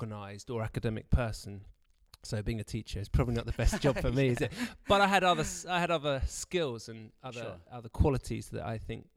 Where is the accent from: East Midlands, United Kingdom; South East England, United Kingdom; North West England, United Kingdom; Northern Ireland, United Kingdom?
South East England, United Kingdom; Brighton; moved away as an adult; now in Canterbury, United Kingdom; I grew up in Brighton